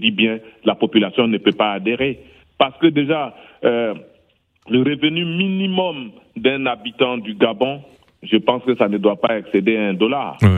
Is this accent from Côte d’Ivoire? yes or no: yes; Côte d’Ivoire; comme on dit chez nous en Côte d'Ivoire.